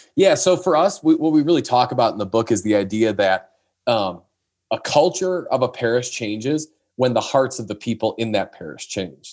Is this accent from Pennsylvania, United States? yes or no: no; northwest suburbs of Chicago, Illinois, United States; the northwest suburbs of Chicago who I had a conversation with. So that's my hometown